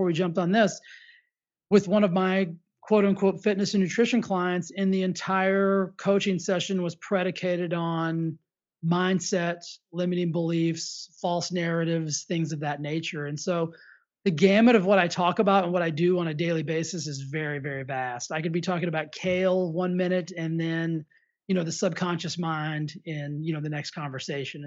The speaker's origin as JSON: {"language": "English", "region": "Texas", "country": "United States", "tie": "born or raised there", "said": "I grew up in the South. I grew up in Texas."}